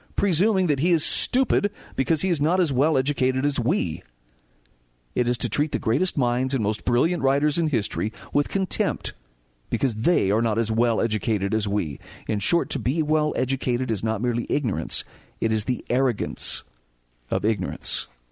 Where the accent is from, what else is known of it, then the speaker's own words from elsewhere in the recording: Twin Falls, Idaho, United States; I was growing up in Idaho